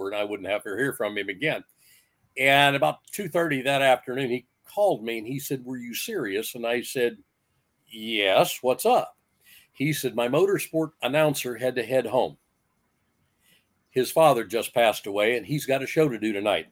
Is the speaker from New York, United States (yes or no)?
no; Kentland, Indiana, United States; my hometown of Kentland